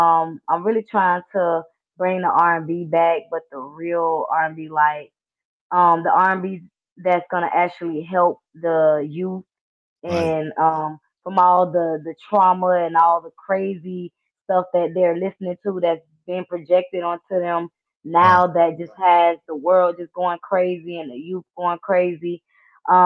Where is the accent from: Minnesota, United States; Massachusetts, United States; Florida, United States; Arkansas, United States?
Florida, United States; Jacksonville; also born or lived in West Palm Beach, Florida; I was born in West Palm Beach, raised in Jacksonville